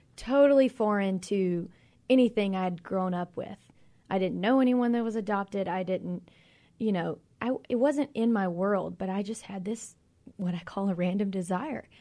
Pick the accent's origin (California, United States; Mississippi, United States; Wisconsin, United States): Mississippi, United States; Magee; moved away as an adult; now in Philippines; we actually both grew up in McGee, Mississippi, a very small town south of Jackson